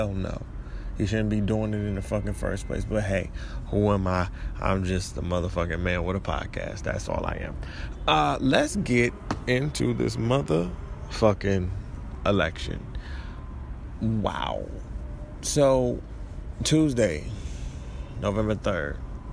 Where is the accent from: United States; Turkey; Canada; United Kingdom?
United States; Detroit, Michigan; moved away; also born or lived in Florida; I claim Detroit